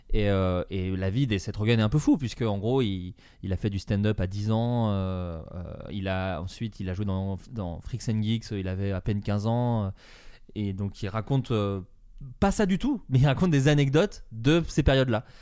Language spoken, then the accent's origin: French; Dijon, Bourgogne-Franche-Comté, France; on vient tous les deux de Dijon, de Bourgogne